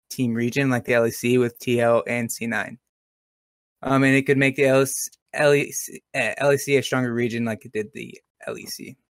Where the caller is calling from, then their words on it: Manhattan, Kansas, United States; um, from Manhattan, Kansas.